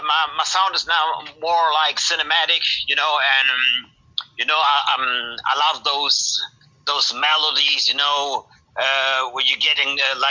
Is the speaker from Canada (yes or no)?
no; Germany; And they came to Germany, and and I was born here in Germany. I have Spanish blood, but I live in Germany, you know.